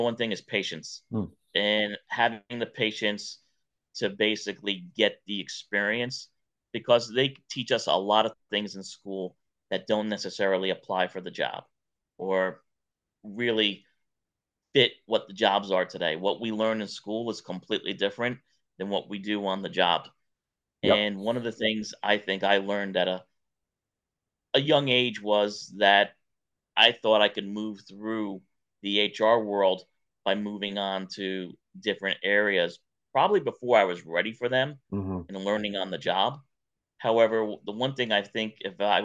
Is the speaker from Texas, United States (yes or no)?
no; New York, United States; now in Atlanta, United States; growing up in New York